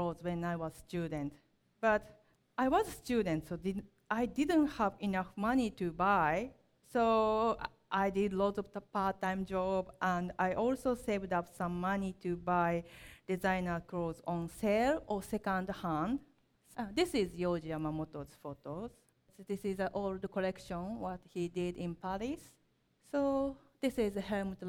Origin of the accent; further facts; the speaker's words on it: Kyoto, Japan; English is a second language; also born or lived in Osaka, Japan / Nottingham, England; I come from Kyoto, Japan